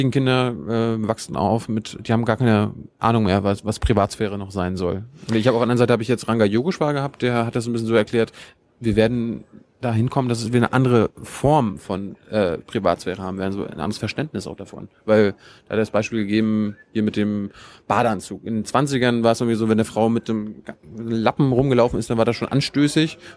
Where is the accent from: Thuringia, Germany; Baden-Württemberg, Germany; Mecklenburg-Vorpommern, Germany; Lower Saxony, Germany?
Mecklenburg-Vorpommern, Germany; Ich komme ich komm aus Mecklenburg, mein Opa und meine Eltern haben am Bauernhof gearbeitet.